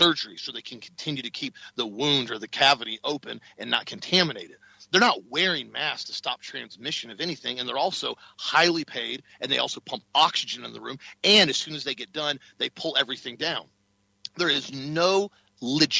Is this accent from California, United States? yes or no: no; Florida, United States; I told him Florida